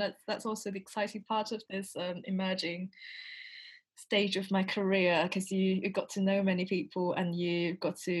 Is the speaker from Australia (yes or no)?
no; China; moved away as an adult; now in London, United Kingdom; I spent like most of my lifetime in China before. I went to all the schools in China